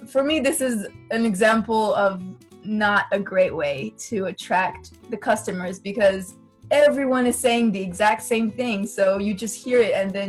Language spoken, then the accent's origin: English; China; Yeah, so this was actually um, very hard for me because. I grew up in China, so I was used to bargaining